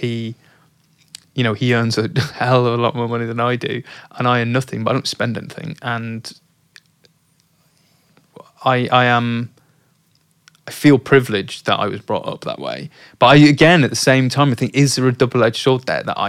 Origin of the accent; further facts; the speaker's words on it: Oldham, North West England, United Kingdom; I'm not from Yorkshire. I'm from Oldham.